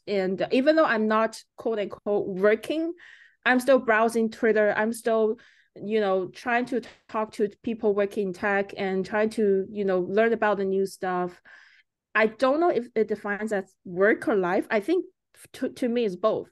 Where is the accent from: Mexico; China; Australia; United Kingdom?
China; moved away as an adult; also born or lived in Canada / United States; now in Vancouver, Canada; I was growing up in China until, uh, eighteen years old, and I came to Canada.